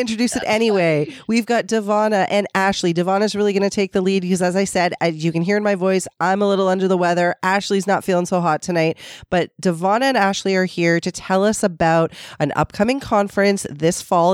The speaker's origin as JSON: {"language": "English", "town": "Toronto", "region": "Ontario", "country": "Canada", "tie": "born or raised there", "said": "I was born and raised in um, the most multicultural part of Toronto. Um, I'm from the East End"}